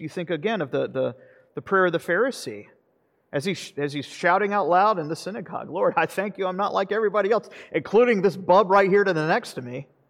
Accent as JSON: {"language": "English", "region": "the South", "country": "United States", "said": "I'm from the South"}